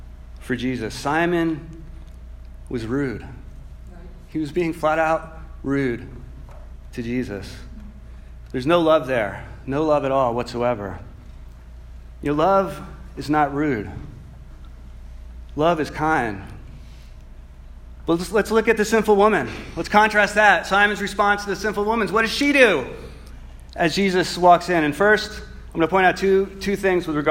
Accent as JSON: {"language": "English", "region": "New Jersey", "country": "United States", "tie": "born or raised there", "moved": "yes", "said": "In my home state"}